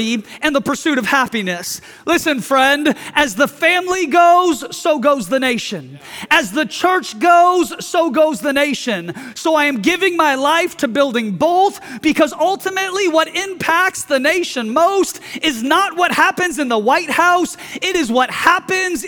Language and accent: English; United States; I am a Christian first, and I am an American second